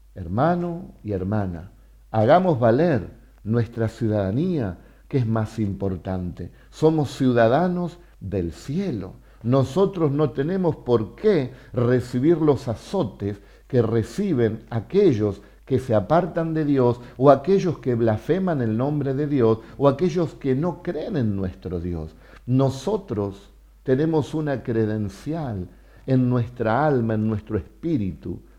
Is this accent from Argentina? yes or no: yes; Argentina; Soy ciudadano argentino porque nací en Argentina